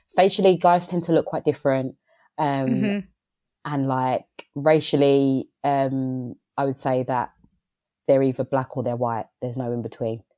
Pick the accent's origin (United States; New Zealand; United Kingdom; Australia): United Kingdom; London; growing up in London